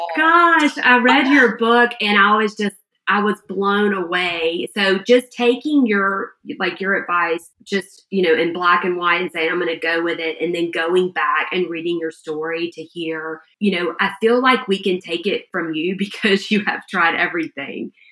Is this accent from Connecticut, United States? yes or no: no; Georgia, United States; we're from Georgia